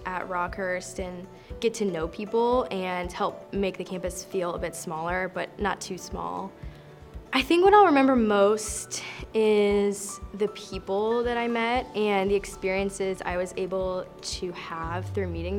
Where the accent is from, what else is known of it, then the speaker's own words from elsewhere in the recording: St. Louis, Missouri, United States; I am from St. Louis, Missouri